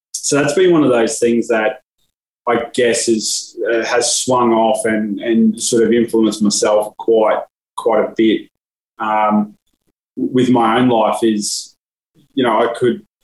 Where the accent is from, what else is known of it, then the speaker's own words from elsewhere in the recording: Brisbane, Queensland, Australia; I was born in Brisbane, still live in Brisbane